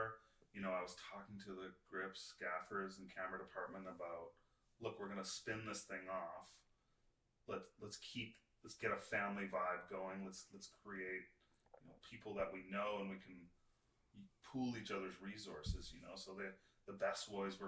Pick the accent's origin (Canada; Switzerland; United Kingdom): Canada; I'm the Canadian DP